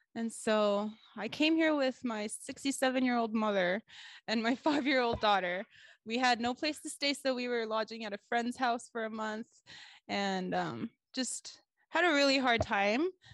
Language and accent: English; South Korea; moved away as an adult; I'm here from Korea, and I came in December